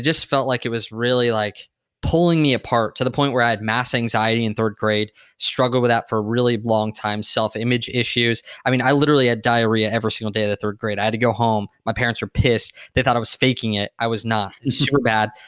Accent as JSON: {"language": "English", "town": "San Diego", "region": "California", "country": "United States", "tie": "born or raised there", "said": "I grew up in San Diego"}